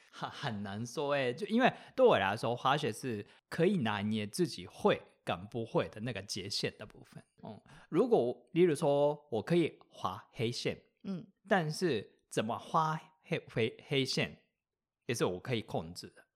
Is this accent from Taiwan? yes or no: no; Japan; Chinese is a second language; 因为我是日本人